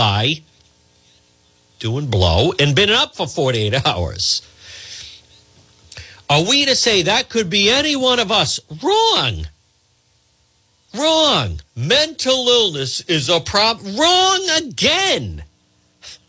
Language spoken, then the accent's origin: English; Cranston, Rhode Island, United States; growing up in Edgewood.